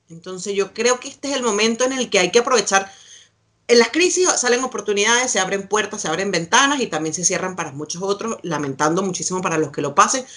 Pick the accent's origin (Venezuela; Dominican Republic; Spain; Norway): Venezuela; now in Santiago, Chile; uno como venezolano está haciendo afuera